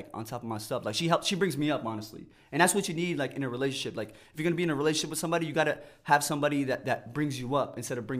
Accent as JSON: {"language": "English", "region": "New York", "country": "United States", "said": "I'm from New York"}